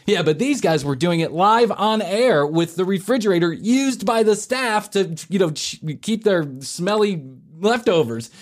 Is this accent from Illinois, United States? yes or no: yes; Chicago, Illinois, United States; moved away; also born or lived in Atlanta; when I was growing up in Chicago